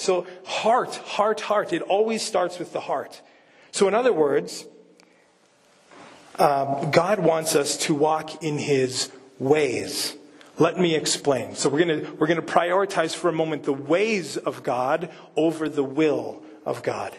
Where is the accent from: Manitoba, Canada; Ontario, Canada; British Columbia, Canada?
Manitoba, Canada; moved away; I'm from Manitoba